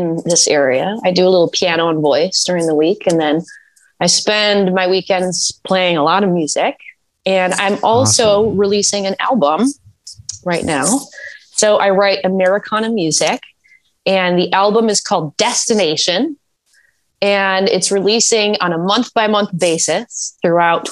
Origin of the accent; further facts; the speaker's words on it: Wisconsin, United States; accent: Midwestern; moved away as an adult; also born or lived in Madison, Wisconsin; now in Fairfax, United States; I'm actually originally from Wisconsin. From Wisconsin. Midwest